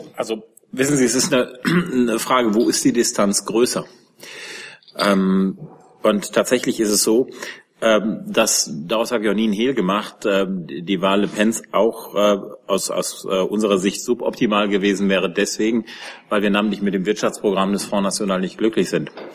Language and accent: German; Germany; als, als Deutsche